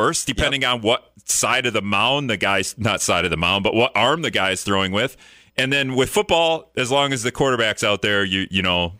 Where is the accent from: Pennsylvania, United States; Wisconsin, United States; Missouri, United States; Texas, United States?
Wisconsin, United States; Appleton; But I'm from Appleton, so like I grew up, but I kind of despise Packer fans because we've been spoiled since Brett Favre.